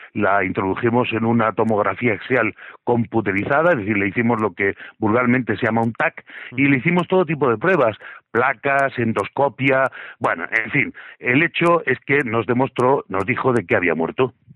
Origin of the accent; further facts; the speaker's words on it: Region of Murcia, Spain; yo soy un murciano de dinamita